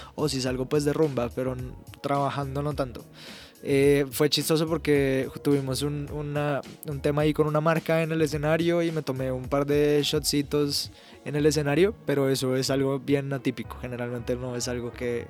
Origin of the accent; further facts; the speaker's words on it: Colombia; yo soy colombiano